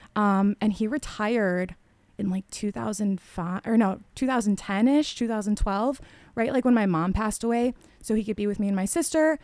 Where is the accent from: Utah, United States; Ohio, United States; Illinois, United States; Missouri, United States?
Illinois, United States; LaGrange; grew up in the suburbs in LaGrange, went to Polish school in Westmont